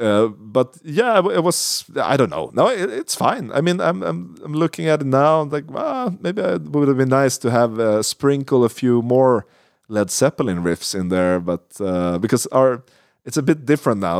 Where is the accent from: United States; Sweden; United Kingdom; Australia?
Sweden; English is a second language; we're, we're from Sweden